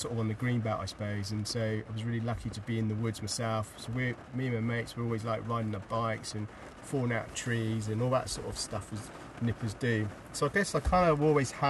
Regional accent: Hampshire, South East England, United Kingdom; now in North Wales, United Kingdom; I'm from Hampshire, so there's no rivers really in Hampshire.

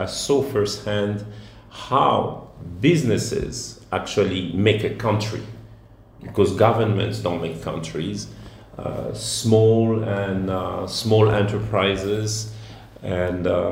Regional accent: Bordeaux, Nouvelle-Aquitaine, France; also born or lived in Zaire (Democratic Republic of the Congo) / Egypt / United States; now in Democratic Republic of the Congo; I grew up in Bordeaux. I came back to, back then it was Zaire.

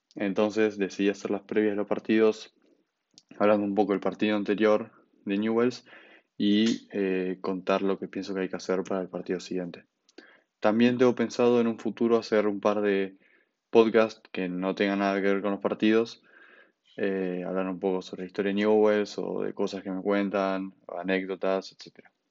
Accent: Buenos Aires, Argentina; soy de Buenos Aires, nunca viví en Rosario y aunque sea de Buenos Aires y ser porteño

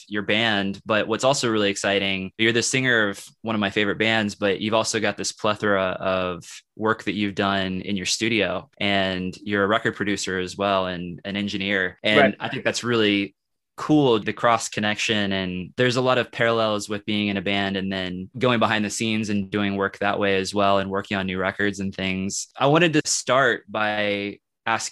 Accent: Kansas City, Missouri, United States; now in Lawrence, United States; right now I'm in Lawrence and I'm from Kansas City. So those two are different states right next to each other.

